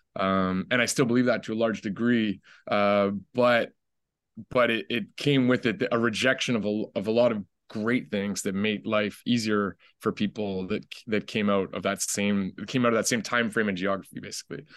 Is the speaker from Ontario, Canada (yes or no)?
yes; Ottawa, Ontario, Canada; I'm, like, the only one in my family that grew up in the city. Uh, when I was five, my mom and I moved to the capital, to Ottawa.